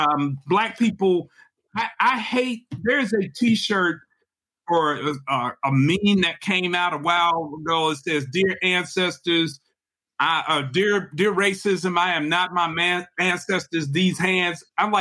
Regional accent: Chicago, Illinois, United States; also born or lived in Alabama; now in Mississippi, United States; Mississippi is my adopted home state. Alabama is the state of my origin, which my parents are from, but I'm from Chicago.

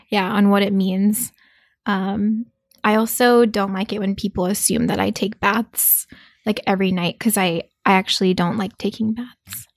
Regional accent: South Korea; moved away; also born or lived in New York; I grew up in South Korea, um, as a child

